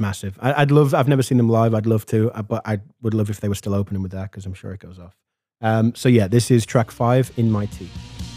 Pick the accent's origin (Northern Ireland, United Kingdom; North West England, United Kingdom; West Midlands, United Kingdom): North West England, United Kingdom; Liverpool; I grew up in Hareton Village in Liverpool